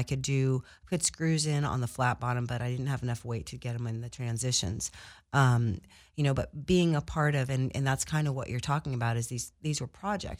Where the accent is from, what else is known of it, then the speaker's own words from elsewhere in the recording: Midwest, United States; I think there's some cool assets and aspects to being growing up in the Midwest.